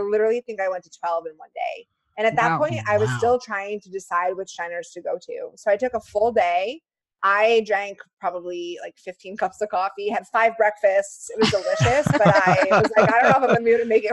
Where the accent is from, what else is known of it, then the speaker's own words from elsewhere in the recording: New Jersey, United States; I was raised in New Jersey